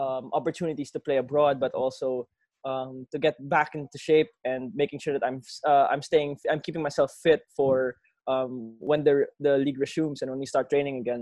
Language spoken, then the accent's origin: English; Laguna, Calabarzon, Philippines; I'm from Laguna